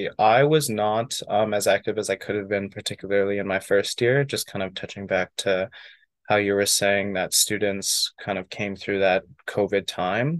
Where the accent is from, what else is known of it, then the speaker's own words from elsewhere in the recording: Edmonton, Alberta, Canada; I've been born and raised in Edmonton, living here my whole life